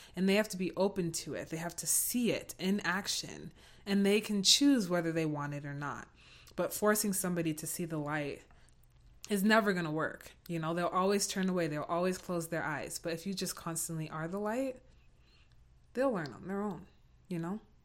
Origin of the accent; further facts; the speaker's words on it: United States; I'm also American